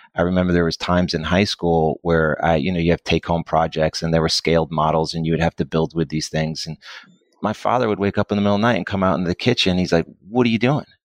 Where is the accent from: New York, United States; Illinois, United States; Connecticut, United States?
Connecticut, United States; moved away as an adult; now in Dallas, United States; I'm originally from Connecticut, I came to Dallas when I was eighteen to go to school.